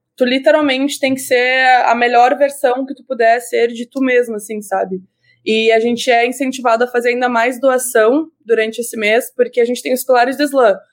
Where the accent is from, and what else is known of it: Rio Grande do Sul, Brazil; born or raised there; moved away as an adult; now in Canada